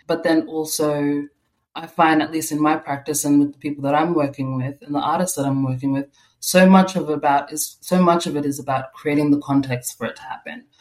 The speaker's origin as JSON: {"language": "English", "town": "Melbourne", "region": "Victoria", "country": "Australia", "tie": "born or raised there", "said": "I was born in Australia in on Bunurong country in Melbourne, and my parents came from South Sudan, so I'm first generation um, Australian here."}